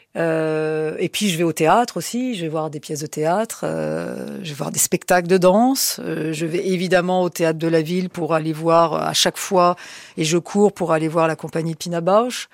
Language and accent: French; Paris, Île-de-France, France; je suis né à Paris, contrairement à ce qu'on pourrait penser que je, suis sois né en Corse. Non, non, je suis né à Paris